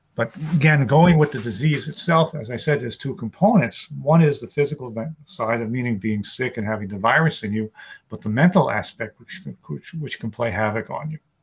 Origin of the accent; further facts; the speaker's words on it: New York City, New York, United States; also born or lived in Long Island; was born and raised in New York City, and I live on Long Island right now